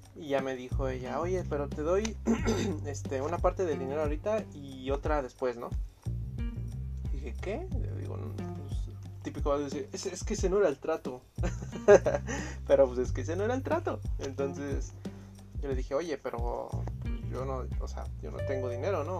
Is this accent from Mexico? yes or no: yes; Tultepec, State of Mexico, Mexico; yo soy de Tultepec, ¿no? La capital de la pirotecnia